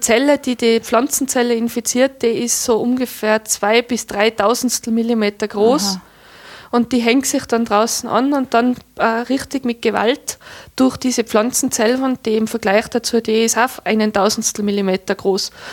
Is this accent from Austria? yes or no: yes; Tyrol, Austria; bei uns in Tirol